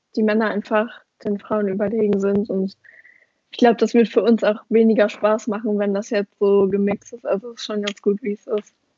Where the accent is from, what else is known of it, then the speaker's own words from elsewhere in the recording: Oberhausen, North Rhine-Westphalia, Germany; ich komme ja aus Oberhausen